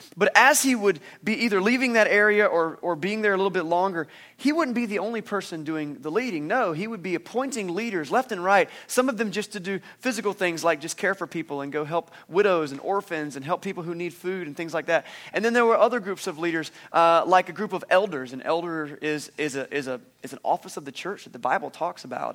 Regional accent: Eastern North Carolina, United States; I was from Eastern North Carolina

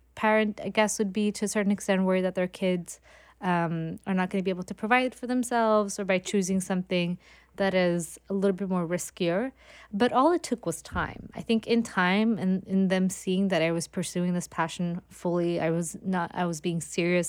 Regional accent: Gothenburg, Västra Götaland, Sweden; moved away as an adult; now in New York, United States; growing up in Sweden

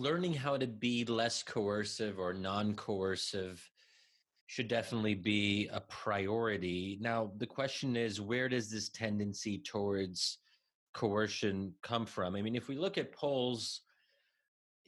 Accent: United States; I'm born and raised in America

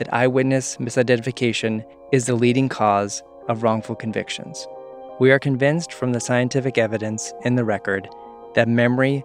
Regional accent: New Jersey, United States; my home state of New Jersey

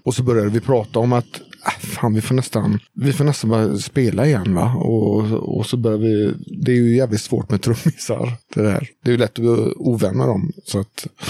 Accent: Hönö, Västra Götaland, Sweden; jag spelar gitarr. Och kommer från Hörne

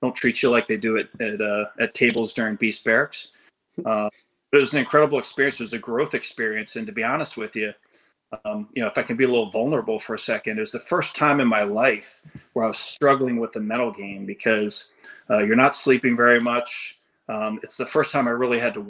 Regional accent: Central Pennsylvania, United States; moved away as an adult; I grew up in Central Pennsylvania

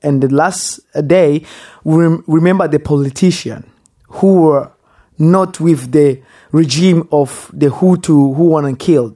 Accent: DR Congo; English is a second language; also born or lived in Rwanda / West Texas; now in Texas, United States; a boy who was born and raised in Congo

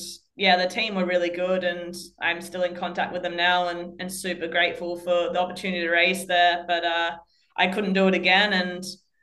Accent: Australia; being Australian

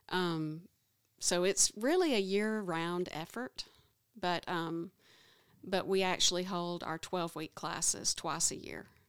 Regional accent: Oneonta, Alabama, United States; I've lived in Alabama all my life. I don't mind you knowing that I'm from Oneonta, Alabama, which is a small town

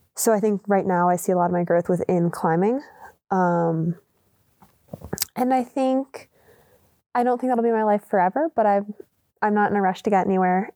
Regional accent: Maryland, United States; moved away; I grew up in Maryland

